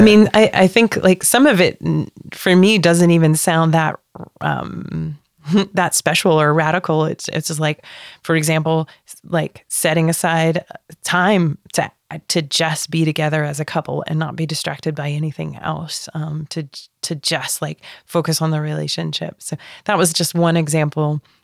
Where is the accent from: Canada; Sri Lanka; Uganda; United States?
United States; moved away as an adult; also born or lived in Netherlands; I am American